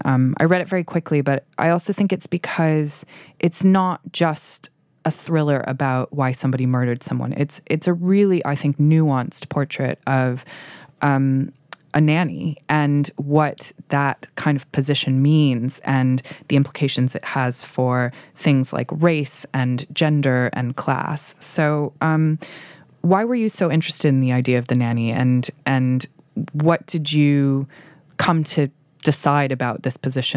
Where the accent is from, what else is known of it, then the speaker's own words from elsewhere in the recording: Massachusetts, United States; I grew up in Massachusetts